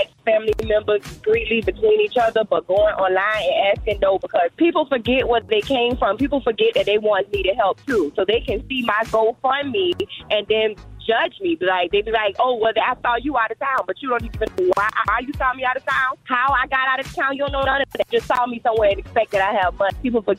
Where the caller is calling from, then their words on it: Atlanta, Georgia, United States; I'm calling from Atlanta.